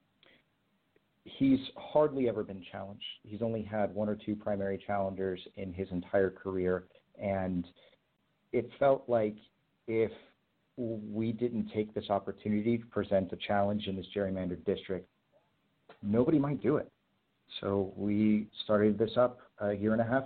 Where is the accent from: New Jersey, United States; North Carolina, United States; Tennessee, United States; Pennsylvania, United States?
North Carolina, United States; Cary; I grew up in Cary, North Carolina, and I went to school at UNC Chapel Hill